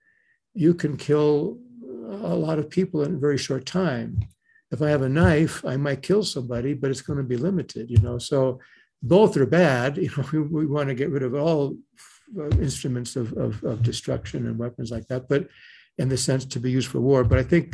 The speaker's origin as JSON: {"language": "English", "area": "the Bay Area", "region": "California", "country": "United States", "said": "I'm from the Bay Area"}